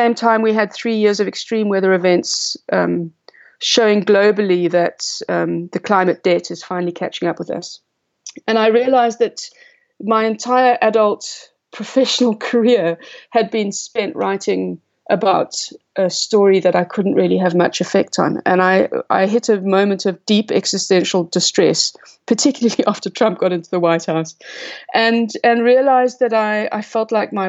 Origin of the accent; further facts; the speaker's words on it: South Africa; also born or lived in Cape Town; as a South African author and science writer